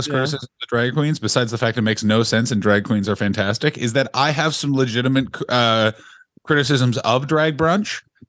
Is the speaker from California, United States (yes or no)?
yes; San Francisco, California, United States; We are nerd virgins from San Francisco.